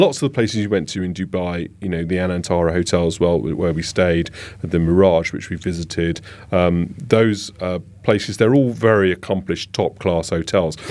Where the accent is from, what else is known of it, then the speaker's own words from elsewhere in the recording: London, United Kingdom; I'm a Londoner